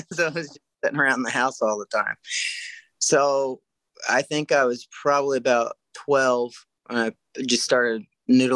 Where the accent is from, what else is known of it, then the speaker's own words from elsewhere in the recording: near Enid, Oklahoma, United States; about 45 minutes away from my hometown